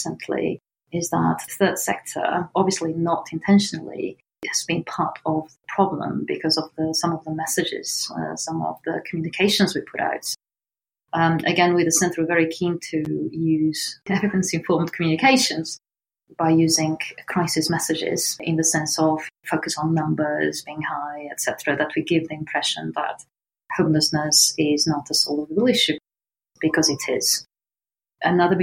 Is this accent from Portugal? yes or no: yes; northeast Portugal, Portugal; now in United Kingdom; I come from a very, very poor part of Portugal, the northeast